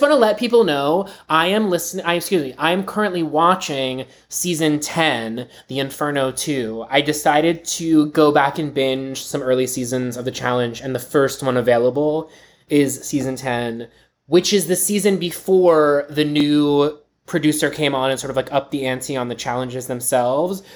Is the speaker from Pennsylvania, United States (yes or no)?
yes; Pittsburgh, Pennsylvania, United States; my hometown, Pittsburgh